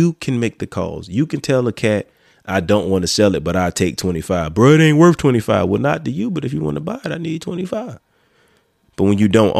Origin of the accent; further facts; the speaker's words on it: Florence, United States; my hometown don't look like my hometown like it was when I was growing up